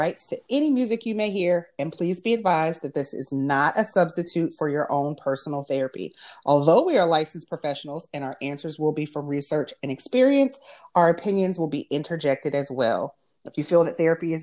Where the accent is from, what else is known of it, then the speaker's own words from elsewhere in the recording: Erie, Pennsylvania, United States; moved away as an adult; now in Charlotte, United States; I am from Erie, Pennsylvania. Wonderful place to grow up.